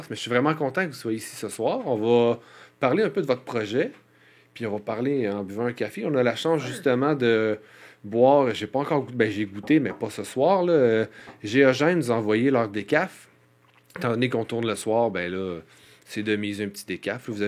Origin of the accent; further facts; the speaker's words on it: Saint-Basile-le-Grand, Quebec, Canada; also born or lived in Saint-Bruno, Quebec; now in Saint-Bruno-de-Montarville, Canada; moi, je viens de Saint-Basile.